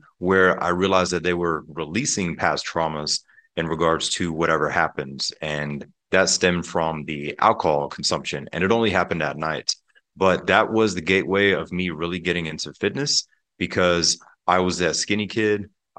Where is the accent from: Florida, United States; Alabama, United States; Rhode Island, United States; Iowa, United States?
Florida, United States; Pensacola; Pensacola, Florida, and the Panhandle. If people are familiar with the Blue Angel Air Show, that's my home state and home city. But growing up there, we had a beautiful home in Pensacola.